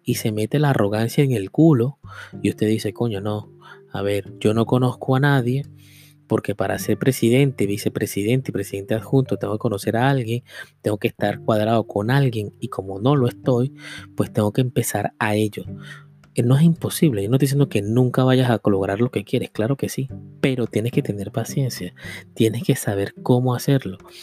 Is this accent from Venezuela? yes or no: yes; Venezuela; moved away as an adult; Yo con 20 años quise cambiar mi vida, por eso fue que me fui. Yo no me vine de Venezuela porque había una crisis